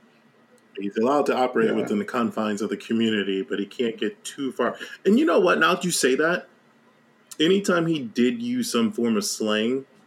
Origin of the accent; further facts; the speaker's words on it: Virginia, United States; I grew up in Virginia. I graduated high school in Virginia